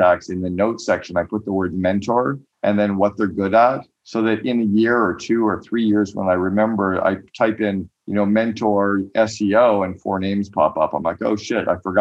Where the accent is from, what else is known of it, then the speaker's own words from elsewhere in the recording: Canada; moved away as an adult; now in United States; As a Canadian